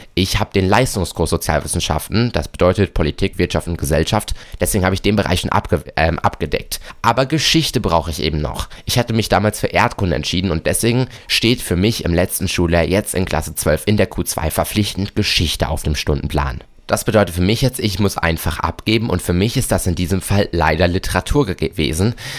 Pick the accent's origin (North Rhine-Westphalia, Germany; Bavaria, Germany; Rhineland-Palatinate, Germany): North Rhine-Westphalia, Germany; bei uns in NRW